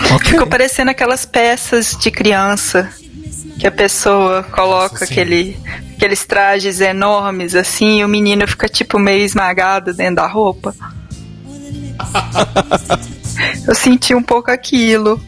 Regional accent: Minas Gerais, Brazil; como boa mineira

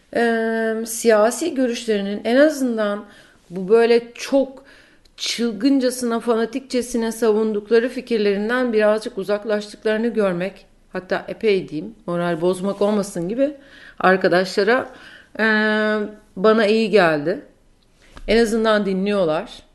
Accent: Turkey; moved away as an adult; now in New York, United States; Türkiye'de kendi ana dilimde çok daha cesurdum.

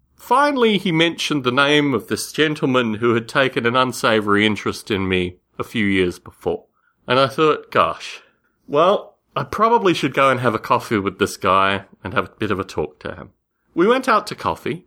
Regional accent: Australia; When I was a kid growing up in Australia

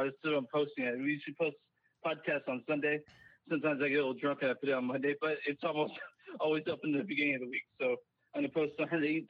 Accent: DeSoto, Texas, United States; moved away; I'm from DeSoto, Texas. I fucking hate where I grew up. I'm so glad I moved away from there.

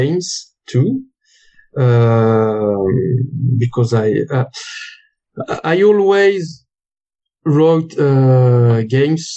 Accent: France; accent: French; English is a second language; also born or lived in Lyon; So I'm French. My accent is speaking for me

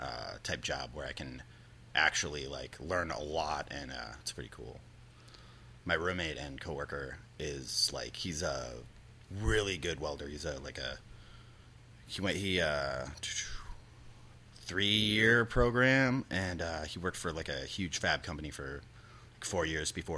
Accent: Eden Prairie, Minnesota, United States; also born or lived in Richfield, Minnesota; my parents moved to, Eden Prairie

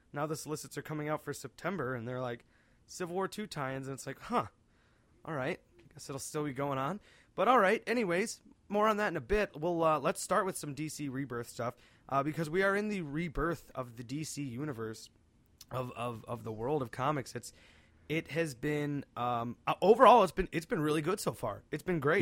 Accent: outside Cleveland, Northeast Ohio, United States; we are from Northeast Ohio, just a bit outside of Cleveland

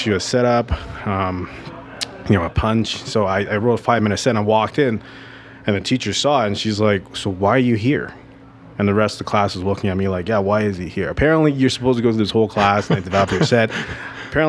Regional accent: Vancouver, British Columbia, Canada; also born or lived in Taiwan; I'm from Vancouver, British Columbia.

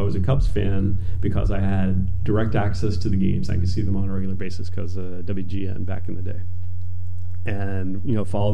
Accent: North Carolina, United States; I grew up in North Carolina

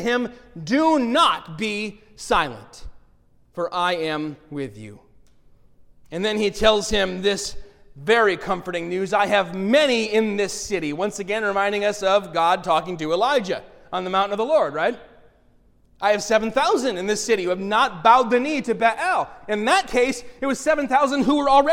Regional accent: United States; we as American Christians

